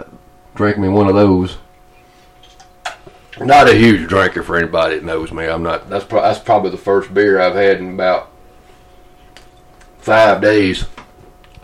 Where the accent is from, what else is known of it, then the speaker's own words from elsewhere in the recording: Atlanta, Georgia, United States; moved away; I didn't like winter in Georgia.